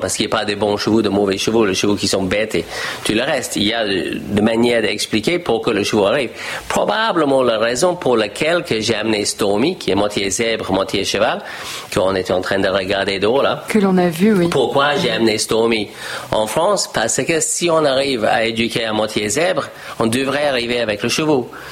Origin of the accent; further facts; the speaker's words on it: Australia; French is a second language; moved away as an adult; also born or lived in United States; j'ai discuté avec ma famille en Australie et je dis, je ne vais pas reprendre la ferme familiale